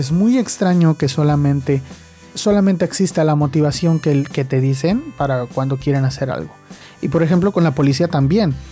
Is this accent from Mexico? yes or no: yes; Mexico; soy de México